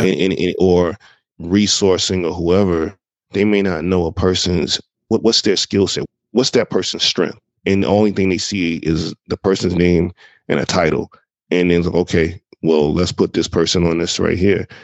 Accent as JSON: {"language": "English", "town": "Jacksonville", "region": "Florida", "country": "United States", "tie": "born or raised there", "also_born_or_lived": "Brooklyn, New York", "moved": "as an adult", "said": "I'm originally from Jacksonville, Florida. That's where I'm originally from. That's where my early years were based out"}